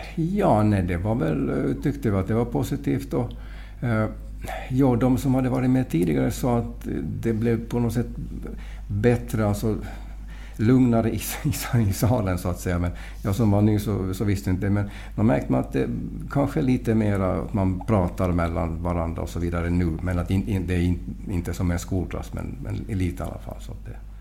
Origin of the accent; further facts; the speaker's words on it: Mariehamn, Åland Islands; now in Portugal; jag är från Mariehamn